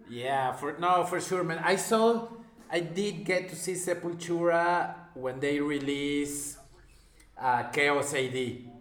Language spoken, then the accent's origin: English; Mexico; I'm from Mexico